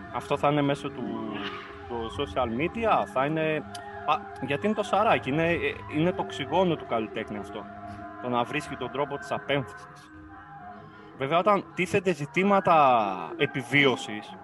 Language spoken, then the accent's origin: Greek; Kavala, Eastern Macedonia and Thrace, Greece; moved away as an adult; also born or lived in Corfu; Εγώ γεννήθηκα στην Καβάλα, στην πόλη της Καβάλα